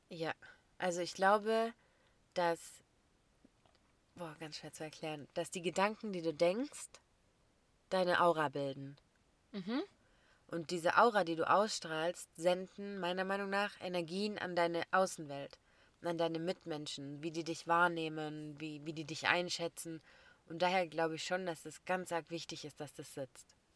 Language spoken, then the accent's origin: German; Germany; Also für mich als Deutsche ist Jufka das eingerollte